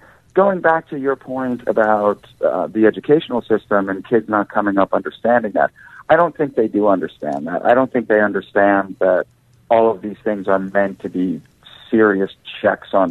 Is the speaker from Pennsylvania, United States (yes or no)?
yes; Philadelphia, Pennsylvania, United States; I'm from Philadelphia